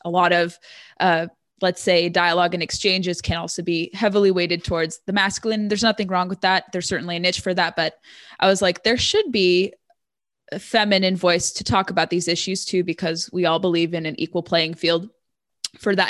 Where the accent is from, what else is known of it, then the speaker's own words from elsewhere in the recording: Orange County, Southern California, United States; moved away as an adult; also born or lived in San Diego; now in Northern Virginia, United States; I'm originally from Southern California in what they call Reagan country, Orange County, born and raised there